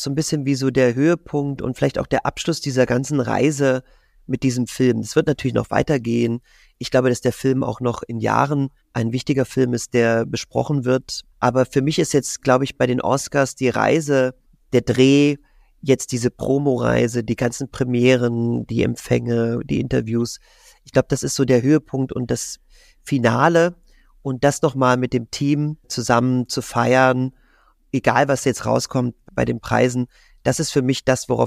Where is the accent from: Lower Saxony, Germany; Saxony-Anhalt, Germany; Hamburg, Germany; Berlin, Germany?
Saxony-Anhalt, Germany; Magdeburg; Und ich habe den Traum, mal einen Tag lang Straßenbahn zu fahren in meiner Heimatstadt in Magdeburg als Straßenbahnfahrer.